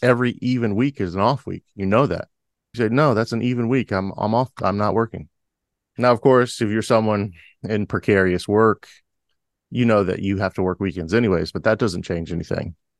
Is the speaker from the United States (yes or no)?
yes; United States; a lifelong American